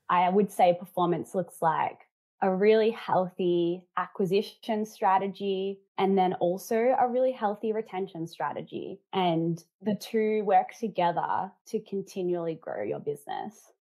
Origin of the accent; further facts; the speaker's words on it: Melbourne, Victoria, Australia; I come from Melbourne